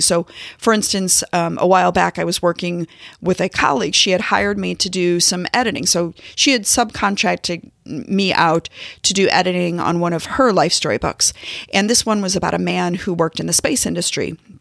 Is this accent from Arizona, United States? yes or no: no; St. Louis, Missouri, United States; now in Kansas City, United States; I'm based in Kansas City. I'm from Saint Louis.